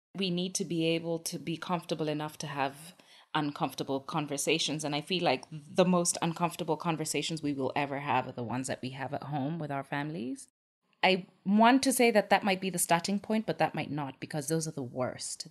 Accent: Kenya; I was born and raised in Kenya

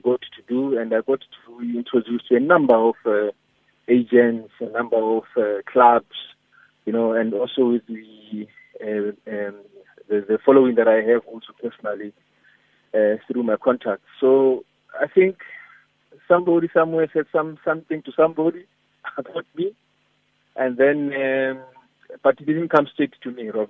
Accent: South Africa; moved away as an adult; now in Tanzania; I come from Afrika Kusini

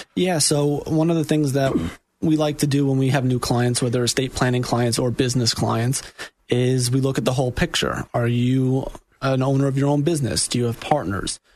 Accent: New York, United States; moved away as an adult; also born or lived in Jacksonville, Florida; now in Orlando, United States; I am also from New York, born and raised

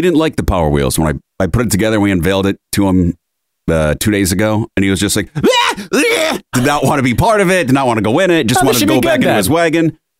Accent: Rochester, New York, United States; born or raised there; moved away

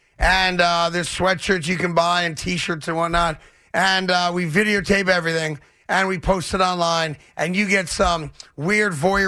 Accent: New York, United States; I'm not a Giants fan, but I'm a New Yorker.

